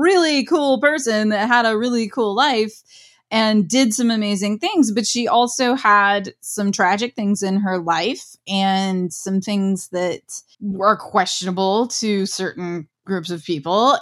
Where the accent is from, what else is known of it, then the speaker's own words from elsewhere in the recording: Ohio, United States; I'm from Ohio